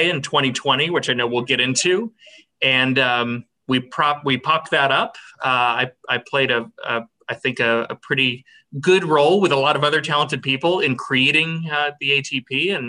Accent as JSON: {"language": "English", "town": "Austin", "region": "Texas", "country": "United States", "tie": "born or raised there", "also_born_or_lived": "Boston, United States", "said": "I grew up in South Austin, spent my first 18 years there"}